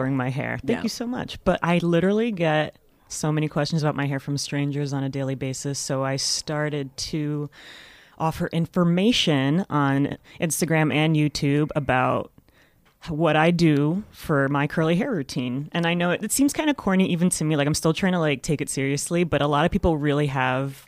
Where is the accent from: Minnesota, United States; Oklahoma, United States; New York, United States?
New York, United States; New York City; I'm from here. And like literally here when I say Manhattan is where I'm from